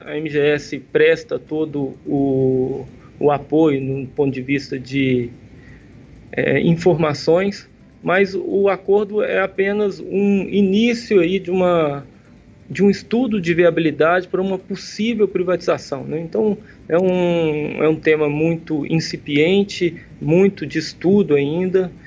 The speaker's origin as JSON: {"language": "Portuguese", "town": "Brasília", "region": "Federal District", "country": "Brazil", "tie": "born or raised there", "moved": "as an adult", "lives_now": "Belo Horizonte, Brazil", "said": "Sou daqui de Belo Horizonte, minha família toda é de Belo Horizonte, meus pais são daqui também. Morei minha infância em Brasília"}